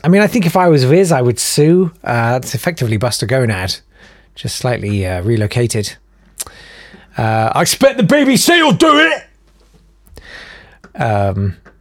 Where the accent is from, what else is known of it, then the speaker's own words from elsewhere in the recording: United Kingdom; we're British